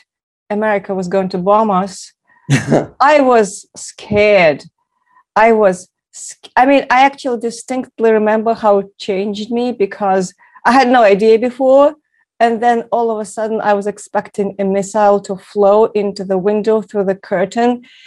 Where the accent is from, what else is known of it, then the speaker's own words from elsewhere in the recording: Moscow, Russia; moved away; Growing up in Moscow, I grew up on movies about World War II